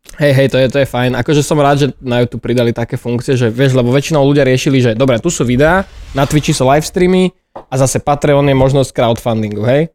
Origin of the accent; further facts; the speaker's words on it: Bratislava, Bratislava Region, Slovakia; ja som pôvodne z Rusoviec, ale to je to stále Bratislava, vraj